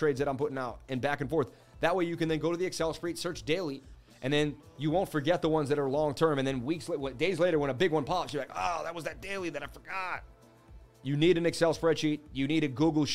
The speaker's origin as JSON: {"language": "English", "country": "United States", "tie": "born or raised there", "said": "I'm American, man. I was born in America."}